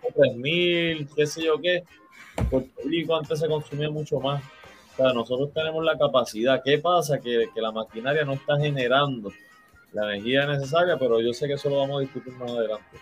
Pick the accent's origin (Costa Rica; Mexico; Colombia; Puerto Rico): Puerto Rico; como todo puertorriqueño